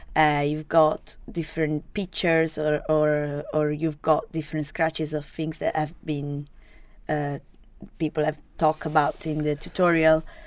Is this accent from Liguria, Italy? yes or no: yes; Genoa, Liguria, Italy; English is a second language; moved away as an adult; also born or lived in Sardinia; now in Edinburgh, United Kingdom; I was born to, uh, in Genova, so it's the north part